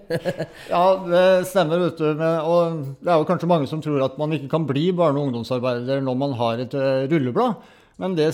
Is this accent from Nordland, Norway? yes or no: no; Mysen, Østfold, Norway; Jeg kommer fra Mysen, eh, bor 20 minutter nede i gata her.